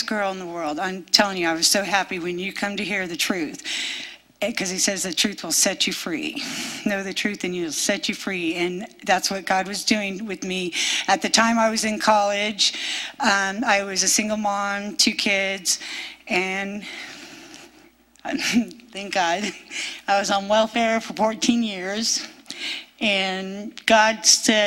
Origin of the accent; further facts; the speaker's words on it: California, United States; I'm from California